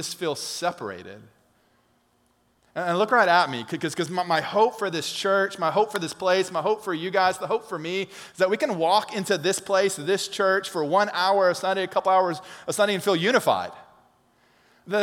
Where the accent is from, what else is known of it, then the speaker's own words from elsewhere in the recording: Alabama, United States; We're from Alabama